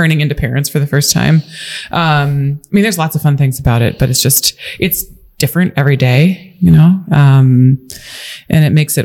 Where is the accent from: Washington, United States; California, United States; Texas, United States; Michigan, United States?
Washington, United States; Ellensburg; born or raised there; also born or lived in Colorado / Walla Walla, Washington / Wisconsin / Spokane, Washington